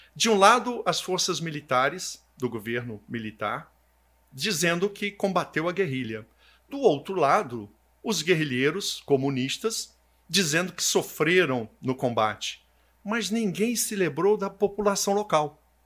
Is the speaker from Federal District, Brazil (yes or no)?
yes; Brasília, Federal District, Brazil; eu sou nascido em Brasília